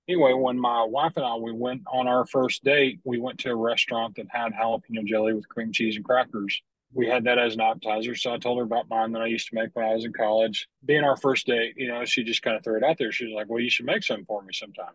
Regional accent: Lubbock, Texas, United States; I grew up in Lubbock, uh, up in West Texas, Panhandle. Lived there for 22 years

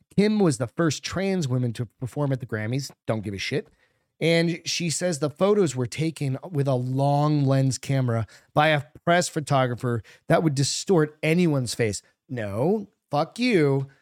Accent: New England, United States; I'm a French guy growing up in New England.

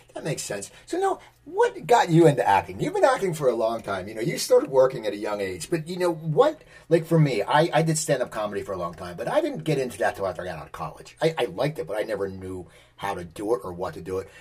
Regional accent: near Philadelphia, Pennsylvania, United States; I grew up near Philadelphia, and I, I moved back here

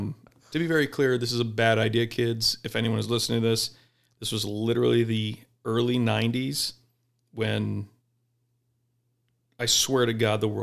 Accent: Mesa, Arizona, United States; Mesa, Arizona.

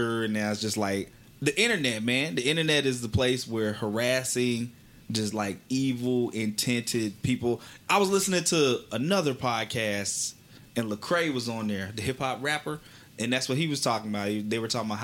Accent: Wylie, Texas, United States; I grew up in Wiley, Texas

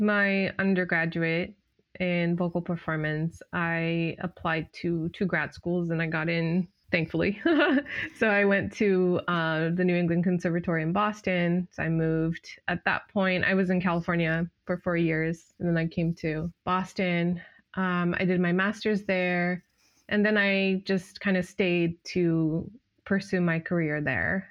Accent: Japan; now in United States; growing up in Japan

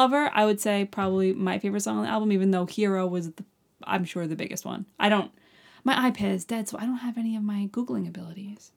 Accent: Long Island, New York, United States; I'm from Long Island

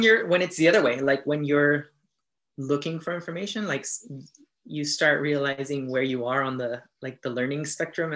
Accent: National City, California, United States; I'm from National City

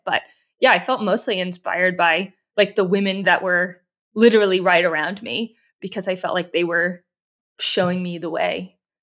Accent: East Coast, United States; moved away; also born or lived in Yosemite Valley; I'm from the East Coast

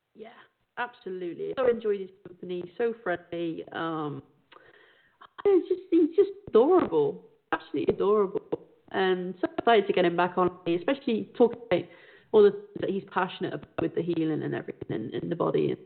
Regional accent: south of England, United Kingdom; you have a lot of millionaires in my hometown

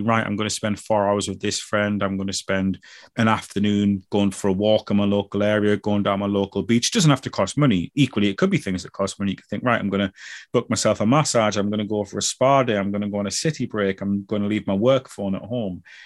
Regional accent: United Kingdom

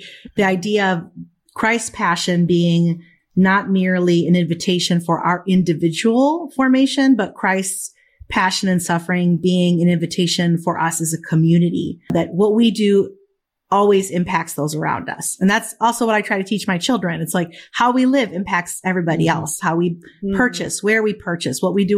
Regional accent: Chicago, Illinois, United States; They came to the States and met here. And so I was born in Chicago. Yeah. And so, but from an early age, you know, we were primarily in a Spanish speaking community and went to a Spanish speaking parish.

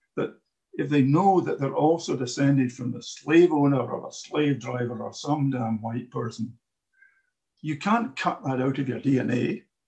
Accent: Glasgow, Scotland, United Kingdom; I'm a Glaswegian

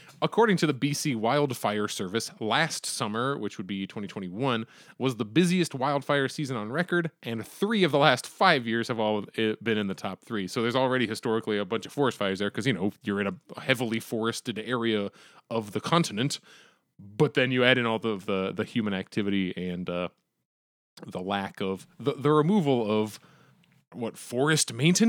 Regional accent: Conneautville, Pennsylvania, United States; I'm from Conneautville.

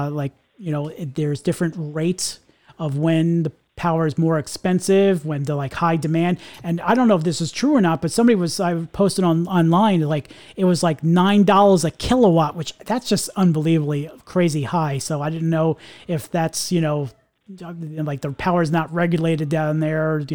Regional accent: Long Island, New York, United States; now in Tampa, United States; I'm from originally from Long Island myself, and you know, I live down here in Tampa

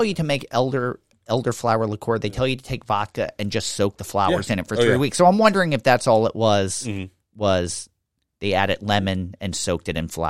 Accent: Pennsylvania, United States; accent: Philadelphia; even though I didn't grow up in Philadelphia, I grew up in the suburbs. My whole family was from Philadelphia. All my relatives were from Philadelphia. It's a very Philadelphia accent that I've mostly managed to get rid

